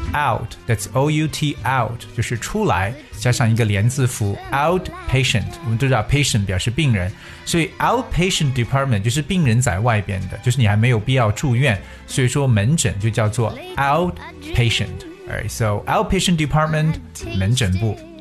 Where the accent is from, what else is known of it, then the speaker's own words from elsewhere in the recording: China; 我们中国人都特别喜欢的一个